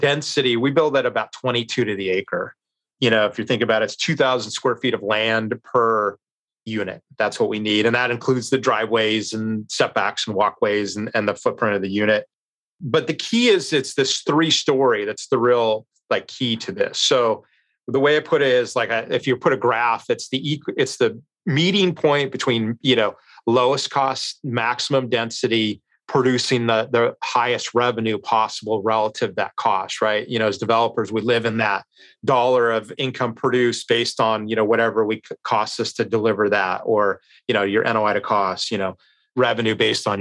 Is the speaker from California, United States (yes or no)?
yes; Long Beach, California, United States; my hometown of Long Beach